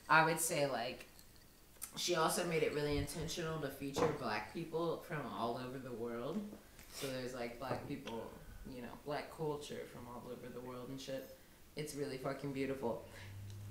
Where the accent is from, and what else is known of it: Louisville, Kentucky, United States